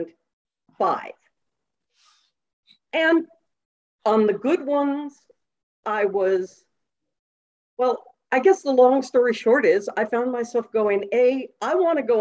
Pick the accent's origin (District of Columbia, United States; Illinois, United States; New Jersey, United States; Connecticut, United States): District of Columbia, United States; Washington; moved away as an adult; also born or lived in New York; I grew up in Washington, D.C.